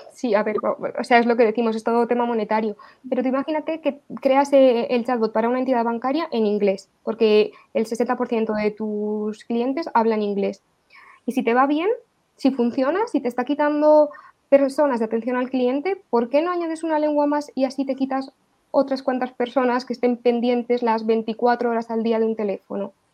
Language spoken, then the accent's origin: Spanish; Spain; la identidad que tenemos nosotros en España como españoles